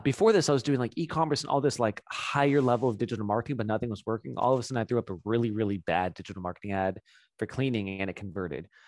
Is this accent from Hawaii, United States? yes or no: no; South LA, North Orange County, California, United States; I grew up in, um, South L A, North Orange County area